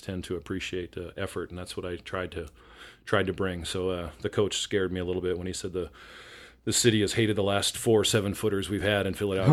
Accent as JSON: {"language": "English", "town": "Winnipeg", "region": "Manitoba", "country": "Canada", "tie": "born or raised there", "moved": "as an adult", "lives_now": "Seattle, United States", "said": "by the time I was nine, we were back in Winnipeg. And so I kinda consider that to be my home where I spent my formative years until I graduated high school"}